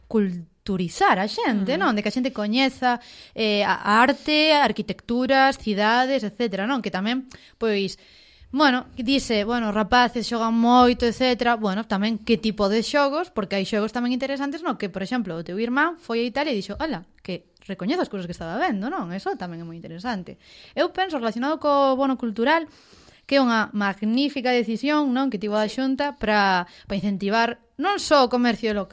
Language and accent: Galician; Ourense, Galicia, Spain; como ourensana que son